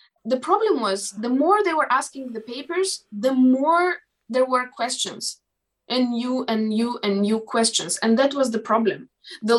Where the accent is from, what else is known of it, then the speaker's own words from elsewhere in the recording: Moldova; first language Moldavian; English is a second language; in my native language, in Moldavian